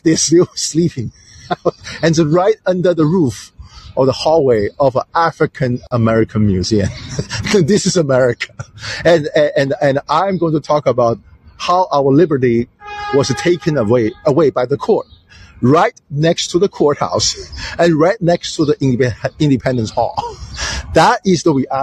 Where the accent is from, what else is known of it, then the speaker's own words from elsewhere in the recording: China; now in United States; I was born raised in China